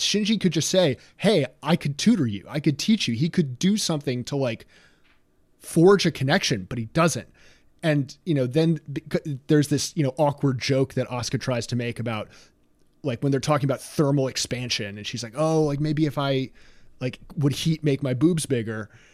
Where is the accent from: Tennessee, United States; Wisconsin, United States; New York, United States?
New York, United States; I and other New Yorkers around my age